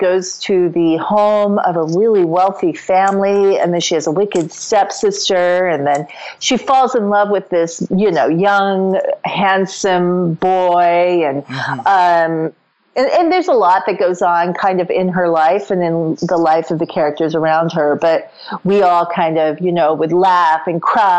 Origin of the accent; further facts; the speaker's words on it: Tokyo, Japan; when you're growing up in Japan, it doesn't come across in any way as geekdom or as, it's just super ordinary. I hate to put it that way, but you know what I mean? Like it is such a part of everyday life in Tokyo, and was for me